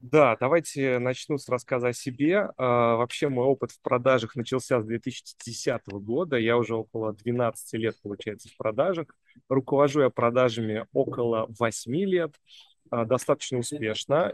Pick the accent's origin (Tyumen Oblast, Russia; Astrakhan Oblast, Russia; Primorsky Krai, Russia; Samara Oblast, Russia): Samara Oblast, Russia; Samara; moved away as an adult; now in Moscow, Russia; Я сам родом из Самары